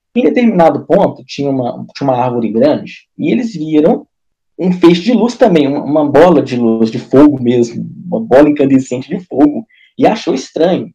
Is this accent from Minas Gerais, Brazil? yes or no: yes; Minas Gerais, Brazil; Eu sou, eu sou de Minas aqui, Mineirinho, Varginha ali